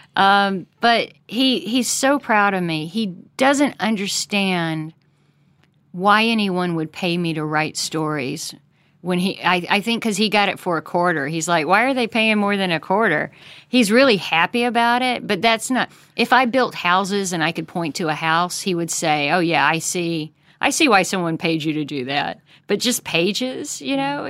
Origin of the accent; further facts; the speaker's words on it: United States; as an American who believes in America and is very patriotic